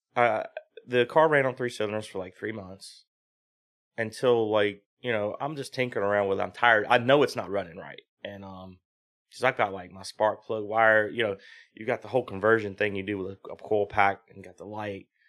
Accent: South Boston, Virginia, United States; also born or lived in New Jersey; I'm from South Boston, Virginia, which is, like, twenty minutes from V I R

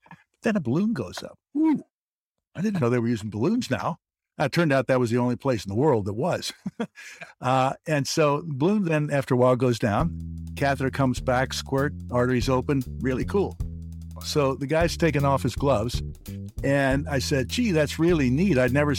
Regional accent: Kentucky, United States; Anyway, I grew up in Northern Kentucky and went to school in Ohio at Oberlin.

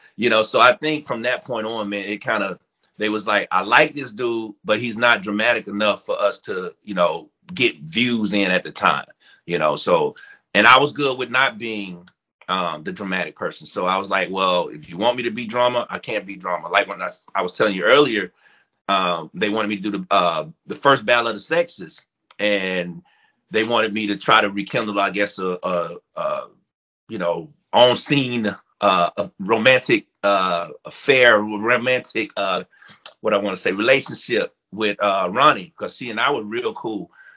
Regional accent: Foley, Alabama, United States; where I grew up in Foley, Alabama

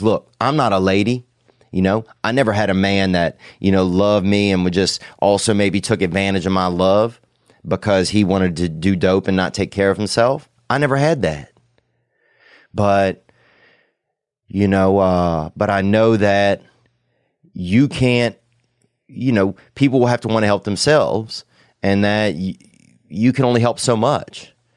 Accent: the South, United States; I grew up in the South

